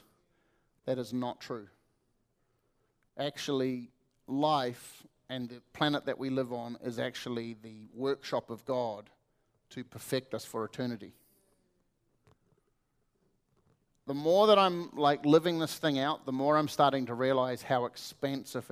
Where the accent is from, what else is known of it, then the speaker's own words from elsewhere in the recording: New Zealand; I come from New Zealand